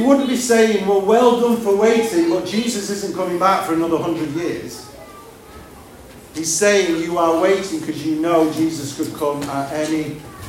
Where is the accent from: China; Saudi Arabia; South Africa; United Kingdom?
United Kingdom; I'm a citizen of this country.